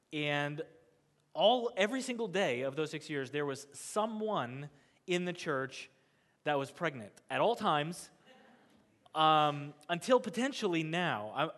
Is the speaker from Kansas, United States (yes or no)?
yes; Kansas, United States; You have to understand that I grew up in Kansas. I grew up on farmland.